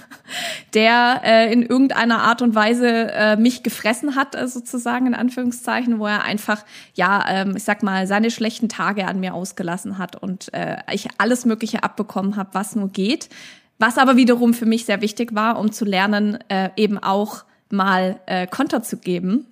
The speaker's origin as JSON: {"language": "German", "town": "Stuttgart", "region": "Baden-Württemberg", "country": "Germany", "said": "bei uns in Stuttgart"}